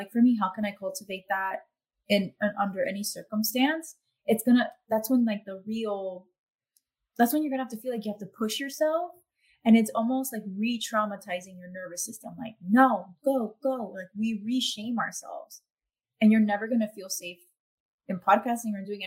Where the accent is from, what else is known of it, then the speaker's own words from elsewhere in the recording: Miami, Florida, United States; accent: Miami; I had to like tone down my accent, I guess, for a while, because I thought that, no, this is Miami accent